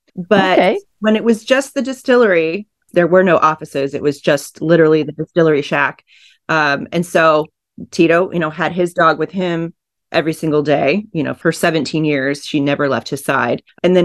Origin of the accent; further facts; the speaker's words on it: Groton, Connecticut, United States; also born or lived in Kansas City; now in Austin, United States; I grew up on the East Coast. My dad was okay. On the Navy submarines in Groton. So, but I was born in Kansas City. I spent a lot of time there too, but I've been in Austin since 1998.